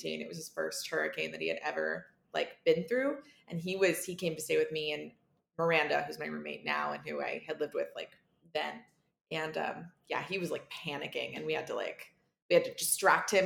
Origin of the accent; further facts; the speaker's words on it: Florida, United States; moved away as an adult; I grew up in Florida and lived there until I was 25